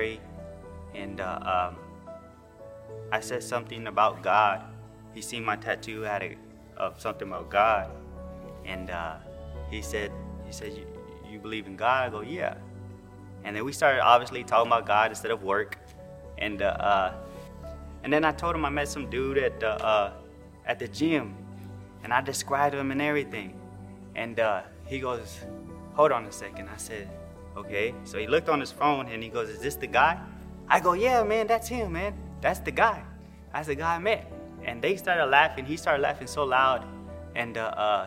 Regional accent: Houston, Texas, United States; moved away as an adult; also born or lived in Newport News, Virginia; We're from Houston, Texas

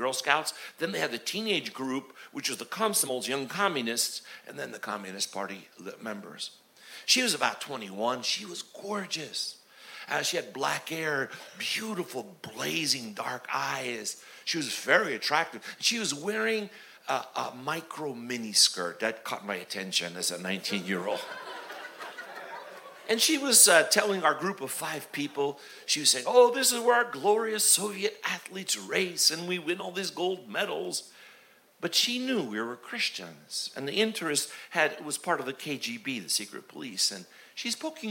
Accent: United States; also born or lived in Union, New Jersey; But I'm an American just like you with Slavic parents

